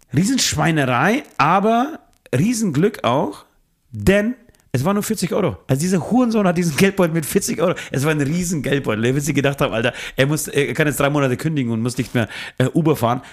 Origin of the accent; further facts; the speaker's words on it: Speichersdorf, Bavaria, Germany; now in Munich, Germany; aus dem kleinen beschaulichen Dorf Speigersdorf, wo ich herkomme